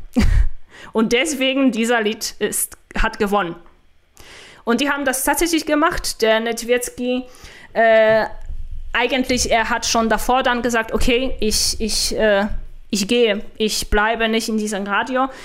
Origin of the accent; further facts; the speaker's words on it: Poland; German is a second language; now in Germany; Ich werde nie eine Deutsche sein, ich bin eine Polin